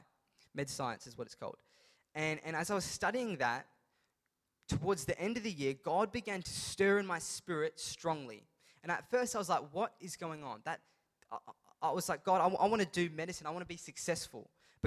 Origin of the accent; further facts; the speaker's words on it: India; And it's not just because I'm Indian, because it's very stereotypical of Indians to become doctors.